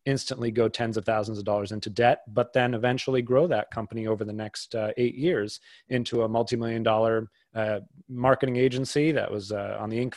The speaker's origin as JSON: {"language": "English", "area": "outside of Boston", "region": "Massachusetts", "country": "United States", "tie": "born or raised there", "said": "I grew up outside of Boston"}